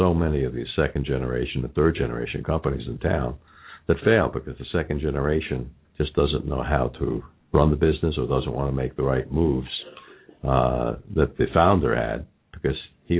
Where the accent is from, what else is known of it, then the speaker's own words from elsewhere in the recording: Los Angeles, California, United States; accent: Los Angeles; now in Cincinnati, United States; I moved to Cincinnati from Los Angeles.